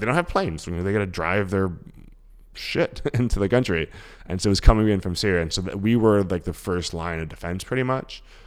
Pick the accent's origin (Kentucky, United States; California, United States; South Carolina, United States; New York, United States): New York, United States; New York City; accent: thick New York; also born or lived in Queens, New York; So we left Harlem probably when I was like, I don't know, twelve or so. So my, like, so my formative years probably were Queens, but, like, I grew up in Harlem